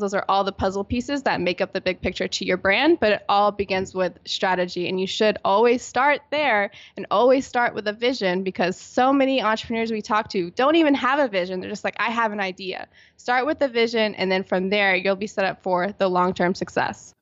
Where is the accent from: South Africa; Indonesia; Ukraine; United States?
United States; Virginia Beach, Virginia; now in San Diego, United States; I'm originally from Virginia Beach, Virginia, on the East Coast